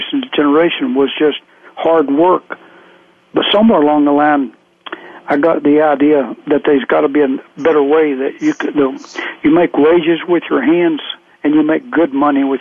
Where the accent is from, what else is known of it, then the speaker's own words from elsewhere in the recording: Southwest Virginia, United States; I grew up in Southwest Virginia